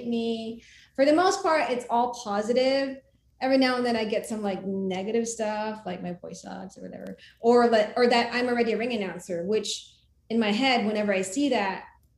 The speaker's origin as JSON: {"language": "English", "country": "Philippines", "tie": "born or raised there", "moved": "as an adult", "lives_now": "United States", "said": "my country, because I, you know, was born and raised in the Philippines"}